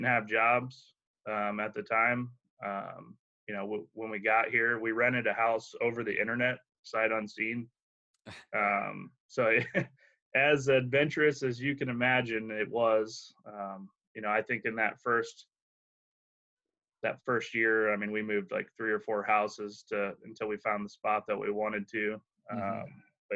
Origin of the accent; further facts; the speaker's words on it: Akron, Ohio, United States; moved away as an adult; now in Iowa, United States; I grew up in Akron